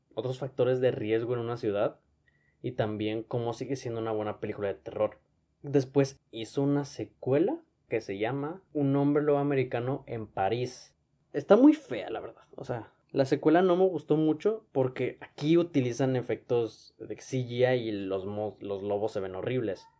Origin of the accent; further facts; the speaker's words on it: Monterrey, Nuevo León, Mexico; Yo soy de Monterrey, pero no me hubiera quedado en Monterrey.